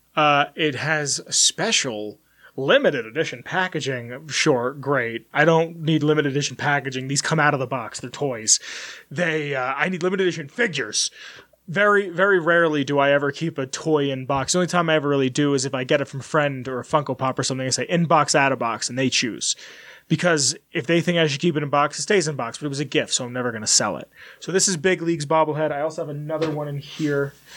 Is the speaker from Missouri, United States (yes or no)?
no; New York City, New York, United States; moved away; we're from Brooklyn